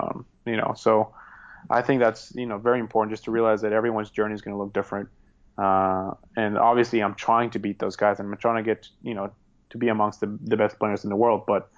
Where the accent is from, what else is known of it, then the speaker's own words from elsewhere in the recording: Norway; English is a second language; because he's representing Norway and we're both from Norway.